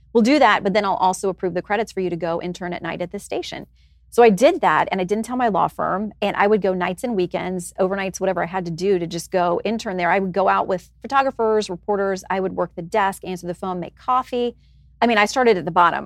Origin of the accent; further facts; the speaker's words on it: Tallahassee, Florida, United States; moved away; I grew up in Tallahassee